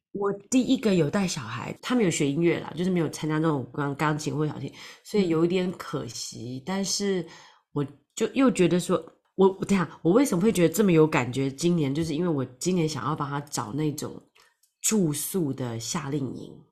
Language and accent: Chinese; Taiwan; now in London, United Kingdom; 本来是从台湾来，我是从台湾来，然后住在伦敦